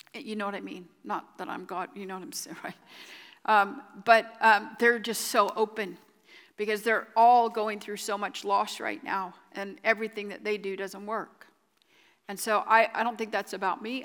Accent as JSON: {"language": "English", "country": "United States", "said": "I am American"}